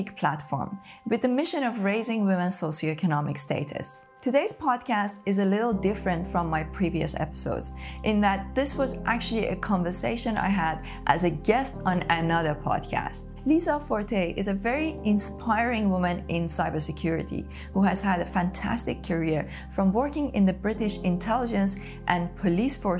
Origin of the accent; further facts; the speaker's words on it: Tehran, Tehran Province, Iran; moved away as an adult; now in United Kingdom; Growing up in Tehran